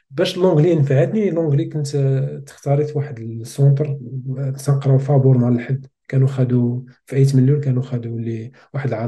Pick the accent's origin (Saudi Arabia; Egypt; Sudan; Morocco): Morocco; Smara, Laâyoune-Sakia El Hamra; also born or lived in Beni Bouayach; ما قريتش فيها زاديت